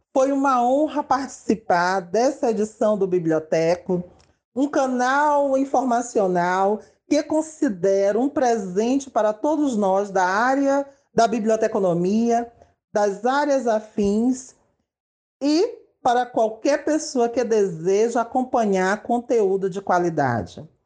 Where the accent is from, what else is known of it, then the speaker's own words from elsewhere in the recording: São Luís, Maranhão, Brazil; Nasci e moro em São Luís, capital do estado do Maranhão